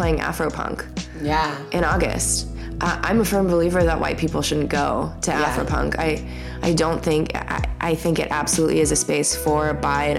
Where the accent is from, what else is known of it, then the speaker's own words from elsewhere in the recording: Coon Rapids, Minnesota, United States; I was raised totally in the Lutheran church in Coon Rapids, Minnesota